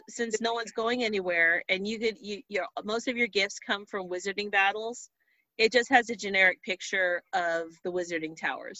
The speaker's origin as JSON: {"language": "English", "town": "Fillmore", "region": "California", "country": "United States", "said": "I'm from Fillmore"}